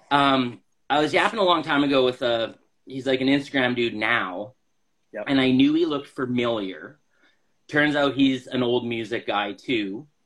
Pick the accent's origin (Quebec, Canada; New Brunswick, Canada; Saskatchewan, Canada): Saskatchewan, Canada; Moose Jaw; Well, I'm from Moose Jaw.